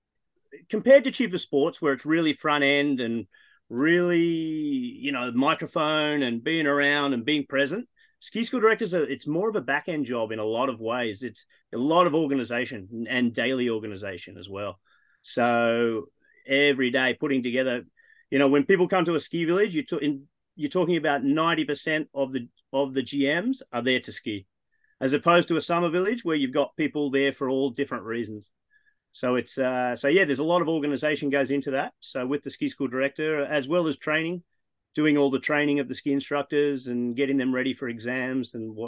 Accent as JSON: {"language": "English", "region": "Texas", "country": "United States", "said": "fellow Texan."}